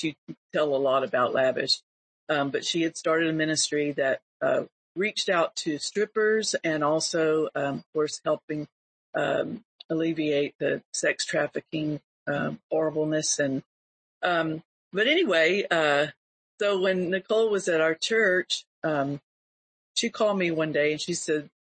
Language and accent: English; Panama City, Florida, United States; Bay County in Panama City, Florida, my hometown